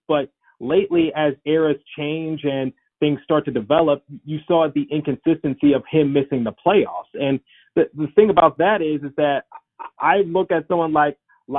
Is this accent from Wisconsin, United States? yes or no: no; Detroit, Michigan, United States; now in Philadelphia, United States; I am currently living in Philadelphia. I was raised in Detroit, Michigan.